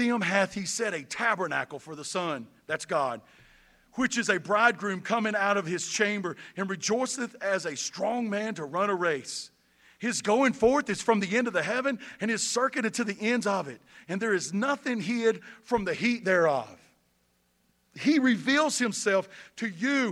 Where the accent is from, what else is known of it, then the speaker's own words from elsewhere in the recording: Boomer, North Carolina, United States; moved away as an adult; now in Statesville, United States; I'm from Boomer, North Carolina